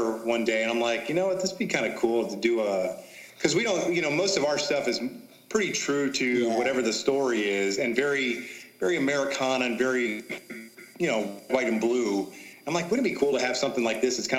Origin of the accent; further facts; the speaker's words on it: Kansas City, United States; moved away; I grew up in Kansas City watching him pitch